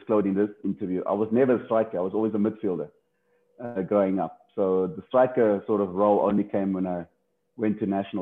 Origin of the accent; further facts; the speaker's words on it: Cape Town, Western Cape, South Africa; Growing up in Factorton, gangsterism and drugs around